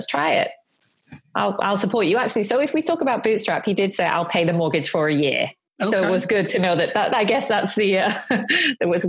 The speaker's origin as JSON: {"language": "English", "town": "Bury", "region": "North West England", "country": "United Kingdom", "tie": "born or raised there", "moved": "yes", "lives_now": "Tokyo, Japan", "said": "I was born in Bury in Lancashire, the north of England"}